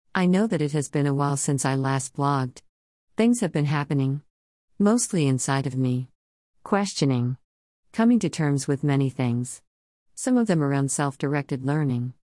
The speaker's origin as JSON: {"language": "English", "country": "United States", "moved": "as an adult", "lives_now": "United Kingdom", "said": "Being that American in the U K"}